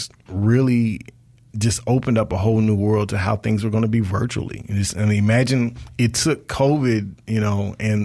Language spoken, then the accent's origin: English; Marion County, Mississippi, United States; Where I'm from Marion County, which is about a half hour west of Hattiesburg. We didn't have anything out there in the boonies where I'm from